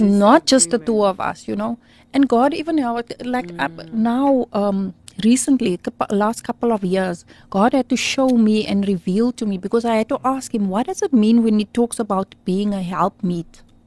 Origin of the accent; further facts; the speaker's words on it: Beaufort West, Western Cape, South Africa; I grew up in Beaufort West